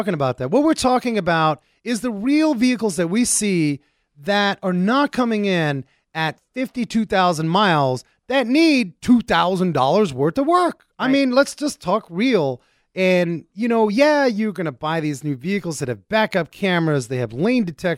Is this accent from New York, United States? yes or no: yes; New York City, New York, United States; moved away; I grew up in New York City